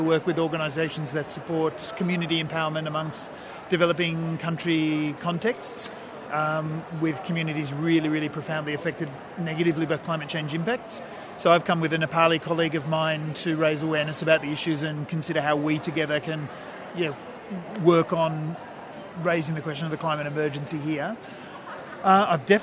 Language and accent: English; New South Wales, Australia; I'm from New South Wales